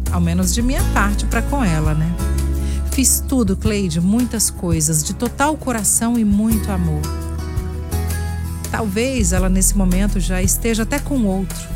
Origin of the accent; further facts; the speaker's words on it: Vila Velha, Espírito Santo, Brazil; Eu sou de Vila Velha e ela é de Viana.